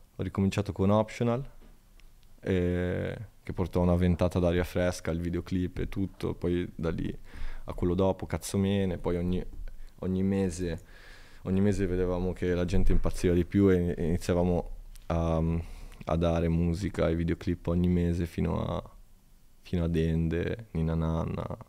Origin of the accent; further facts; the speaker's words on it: Italy; fare una cosa importante nel mio paese.